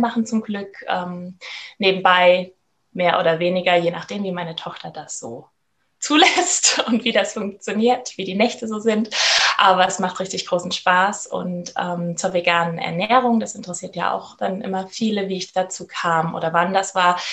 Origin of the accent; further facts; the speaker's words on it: Rhineland-Palatinate, Germany; ich komme aus Rheinland-Pfalz